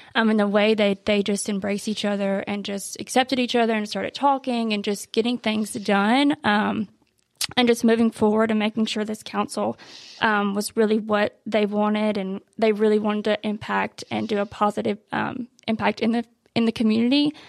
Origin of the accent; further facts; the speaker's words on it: Pulaski, Tennessee, United States; also born or lived in Nashville, Tennessee; now in Columbia, United States; I am from Pulaski. Um, I went to Richland High School